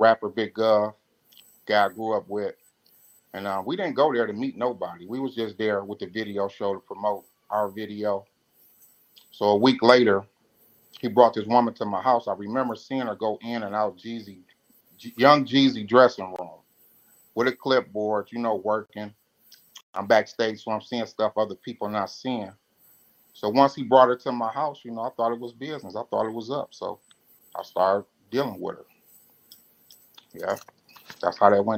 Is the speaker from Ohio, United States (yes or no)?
no; Detroit, Michigan, United States; I'm from Detroit